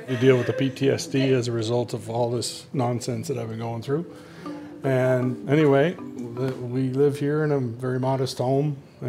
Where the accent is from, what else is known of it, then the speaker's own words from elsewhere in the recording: Ottawa, Ontario, Canada; I'm from Ottawa, Ontario, the capital. Grew up in a large family, seven kids. My father worked for Atomic Energy of Canada, and my mom was a systems analyst for Revenue Canada.